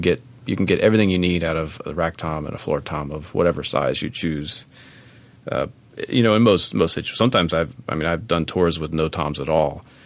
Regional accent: Maryland, United States; my home state of Maryland

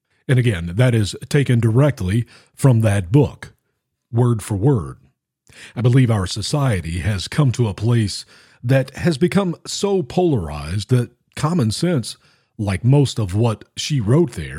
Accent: Tennessee, United States; my home state, the state of Tennessee

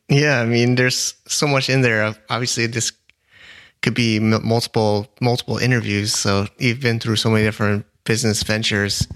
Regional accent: United States; now in China; I'm American

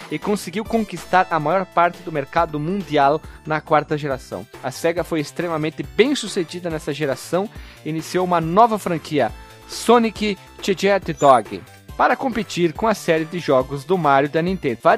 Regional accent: Brazil; eu, como sou brasileiro da roça e falo mole

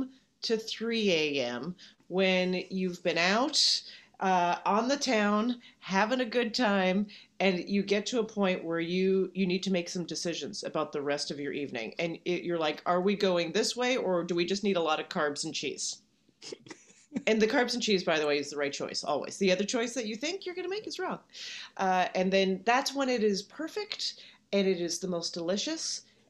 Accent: Canada; now in United States; I do. You know, I think this is a common thing that you would even identify more from where you came from once you are somewhere else.

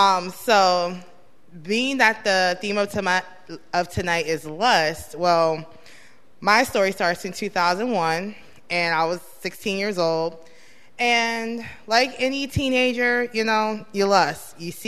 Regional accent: Chicago, Illinois, United States; my family, we're from Chicago, but they originated from Cuba.

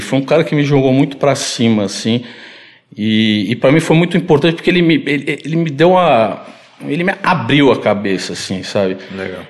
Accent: São Paulo, Brazil; Eu nasci aqui em São Paulo

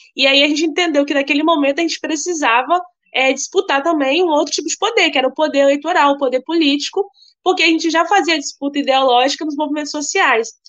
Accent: Cariacica, Espírito Santo, Brazil; sou de Cariacica, um município da Grande Vitória, né, no estado do Espírito Santo e moradora de uma periferia, é, Padre Gabriel

